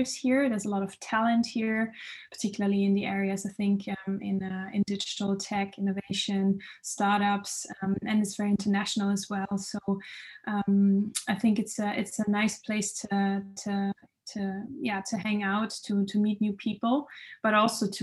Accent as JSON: {"language": "English", "region": "south of Germany", "country": "Germany", "tie": "born or raised there", "also_born_or_lived": "Munich, Germany / Berlin, Germany / London, United Kingdom", "moved": "as an adult", "lives_now": "Amsterdam, Netherlands", "said": "I'm originally from Germany. I grew up in the south of Germany in a very remote, beautiful and outdoorsy"}